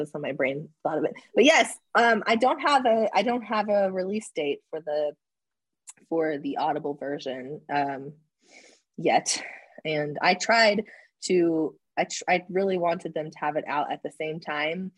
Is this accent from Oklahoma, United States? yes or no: yes; Oklahoma, United States; I'm from Oklahoma